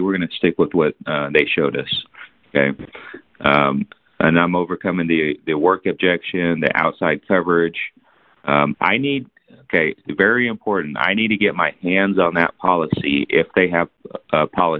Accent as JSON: {"language": "English", "town": "San Antonio", "region": "Texas", "country": "United States", "tie": "born or raised there", "moved": "yes", "lives_now": "Fort Worth, United States", "said": "I was born in San Antonio. I live in Fort Worth now."}